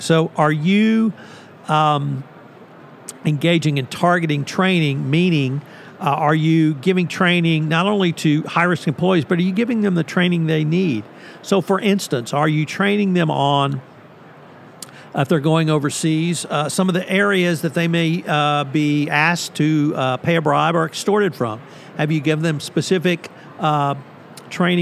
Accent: Bryan, Texas, United States; my hometown of Bryan, Texas

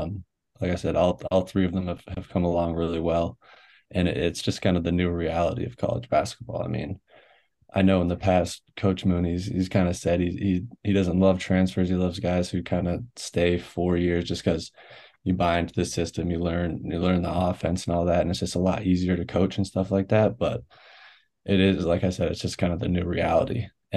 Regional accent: Canada; I'm a Canadian. They won't let me do nothing.

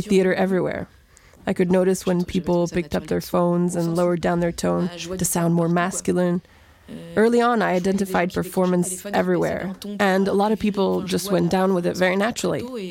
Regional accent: Saint-Sébastien-sur-Loire, Pays de la Loire, France; moved away as an adult; now in Paris, France; I grew up in Saint Sébastien sur Loire, in Nantes residential suburb.

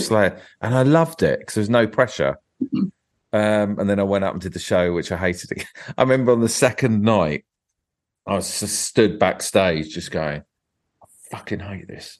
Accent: Tunbridge Wells area, Kent, South East England, United Kingdom; I was sort of Tunbridge Wells way

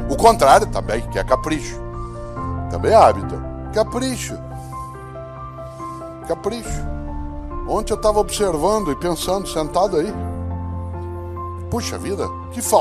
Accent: Londrina, Paraná, Brazil; born there; now in São Paulo, Brazil; Eu nasci em Londrina, como disse, me mudei para São Paulo com a família há 52 anos.

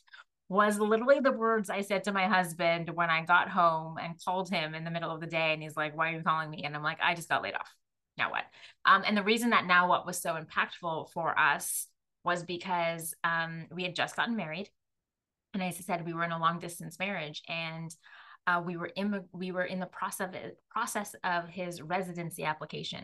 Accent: Jamaica; I'm Jamaican Chinese

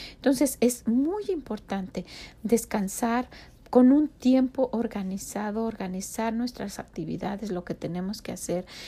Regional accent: Mexico; now in United States; no dejamos de tener el patrón de vida orgullosamente de México. Nosotros cocinamos como mexicanos

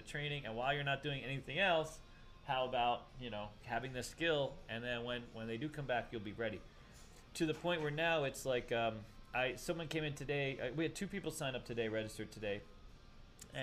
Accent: East Coast, United States; I'm from the East Coast

